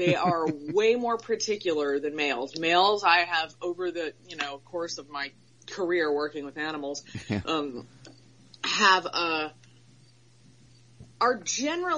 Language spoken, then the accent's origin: English; Florida, United States; I'm from Florida. I was born and raised in Florida